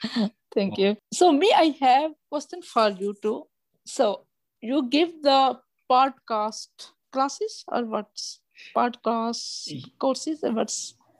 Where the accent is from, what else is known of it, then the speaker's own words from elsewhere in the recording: Pakistan; English is a second language; moved away as an adult; now in Canada; I came from Pakistan